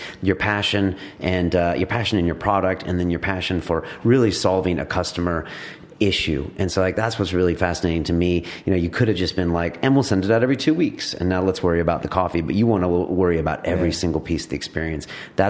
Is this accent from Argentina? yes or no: no; United Kingdom; You have a customer base that's British. We're British. We're here.